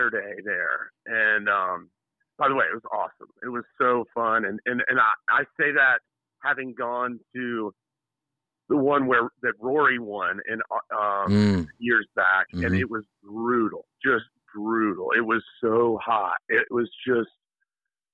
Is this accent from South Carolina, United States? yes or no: yes; Hilton Head, South Carolina, United States; I'm from Hilton Head, which is a big golf place, but strangely enough, I didn't play a ton of golf